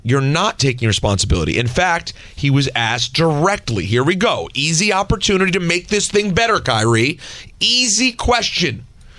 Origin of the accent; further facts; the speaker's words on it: New Jersey, United States; Are you kidding me? I'm from New Jersey.